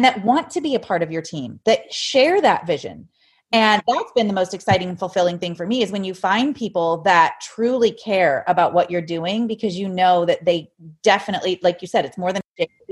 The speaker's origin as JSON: {"language": "English", "region": "Ohio", "country": "United States", "said": "I'm from Ohio"}